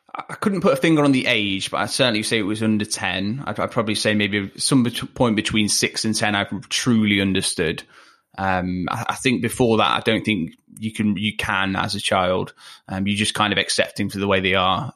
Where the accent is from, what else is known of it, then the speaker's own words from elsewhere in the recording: Leicester, East Midlands, United Kingdom; accent: chavvier; moved away; I grew up not in Manchester, I grew up in Leicester